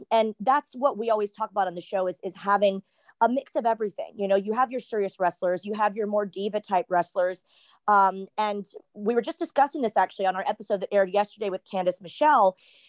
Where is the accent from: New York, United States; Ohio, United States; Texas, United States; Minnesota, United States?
Texas, United States; also born or lived in Southern California; now in Orlando, United States; yes, I grew up in Texas, lived in Southern California, hence I started the wrestling. But like Orlando, Florida is where I've lived the most. That's home for me.